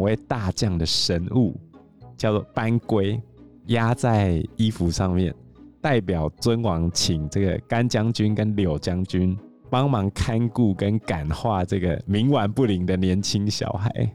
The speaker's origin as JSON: {"language": "Chinese", "country": "Taiwan", "said": "我也是台湾人"}